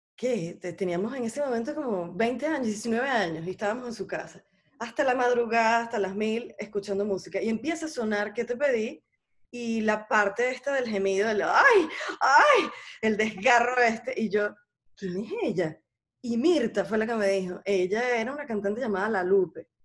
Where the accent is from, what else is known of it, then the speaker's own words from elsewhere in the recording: Venezuela; moved away as an adult; yo tengo nada más dos años que, que me fui de Venezuela y no he regresado